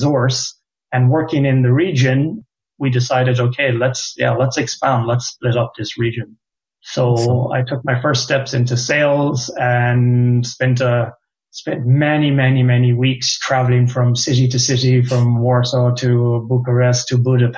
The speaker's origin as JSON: {"language": "English", "country": "Ireland", "also_born_or_lived": "Limerick / Germany", "moved": "as an adult", "said": "we, as the Irish community of the past, we've always been roaming or been sent to foreign lands"}